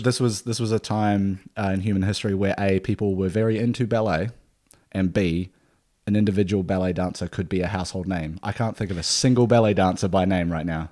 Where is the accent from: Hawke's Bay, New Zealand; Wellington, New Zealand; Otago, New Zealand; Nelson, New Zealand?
Nelson, New Zealand; now in Australia; my hometown is, uh, Nelson